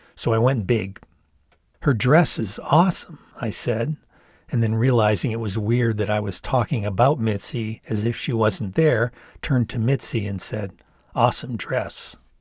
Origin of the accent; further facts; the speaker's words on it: near Ypsilanti, Michigan, United States; going to Eastern in nearby Ypsilanti, where my dad had worked for many years as an English professor